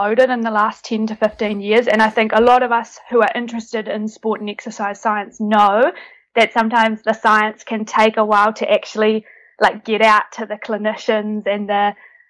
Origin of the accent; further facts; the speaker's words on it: New Zealand; now in Netherlands; currently based in the Netherlands, originally from New Zealand, hence my accent